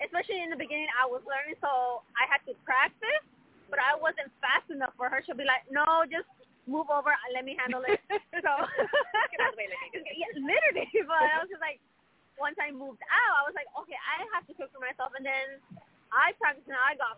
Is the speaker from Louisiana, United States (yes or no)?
no; California, United States; moved away as an adult; now in Chicago, United States; I'm born and raised in California, but I did move over here to Chicago 3 years ago with my boyfriend